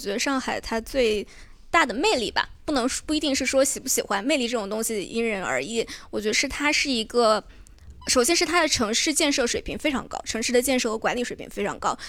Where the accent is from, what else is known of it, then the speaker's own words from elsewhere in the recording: Fujian, China; also born or lived in Beijing / Shanghai; 的家乡也算是大家人非常宜居的地方，我是福建人，呃，然后北京大概我待了有三年三四年吧，然后在上海也是两三年